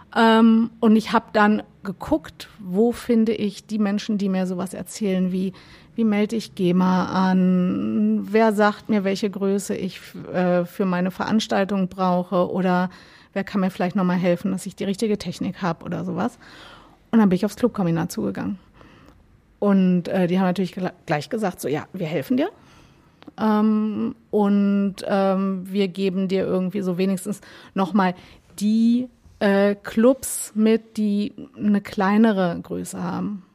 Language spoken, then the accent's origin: German; Gifhorn, Lower Saxony, Germany; also born or lived in Berlin; now in Hamburg, Germany; Ich komme aus der Nähe von Wolfsburg